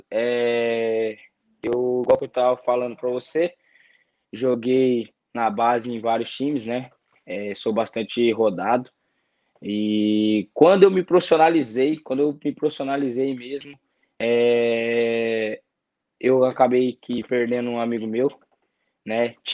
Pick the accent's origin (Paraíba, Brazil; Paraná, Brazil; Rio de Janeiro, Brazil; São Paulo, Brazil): São Paulo, Brazil; Muito, eu sou de São Paulo. Tem muitos, tem muitos amigos japa.